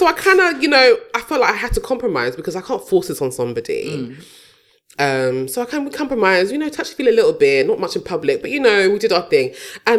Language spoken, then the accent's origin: English; Nigeria